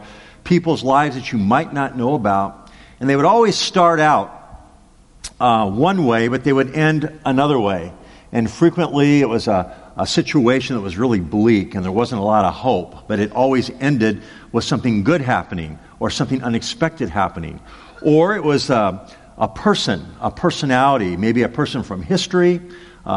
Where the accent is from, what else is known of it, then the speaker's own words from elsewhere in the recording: Los Angeles, California, United States; as a small boy growing up in Los Angeles